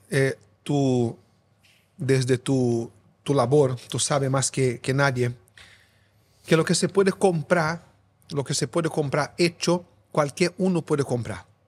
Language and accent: Spanish; São Paulo, Brazil; Spanish is a second language; moved away as an adult; now in Spain; Brasileño, nacido y crecido en São Paulo